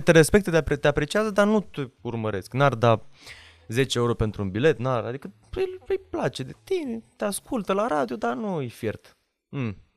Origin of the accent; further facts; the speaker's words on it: Romania; m-am născut în România